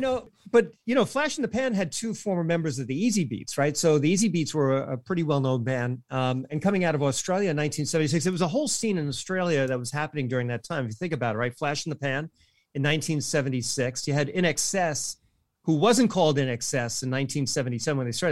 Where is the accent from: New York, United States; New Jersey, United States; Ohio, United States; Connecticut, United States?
New York, United States; Brooklyn; now in Long Island, United States; I was born in Brooklyn, and I, I live on Long Island